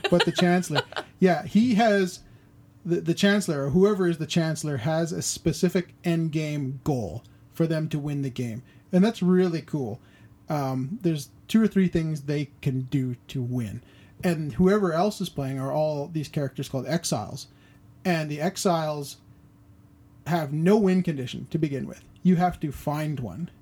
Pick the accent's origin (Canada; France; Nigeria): Canada; being Canadian